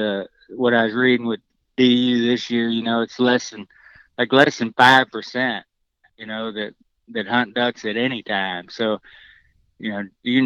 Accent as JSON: {"language": "English", "region": "Arkansas", "country": "United States", "tie": "born or raised there", "said": "I grew up in the Arkansas area"}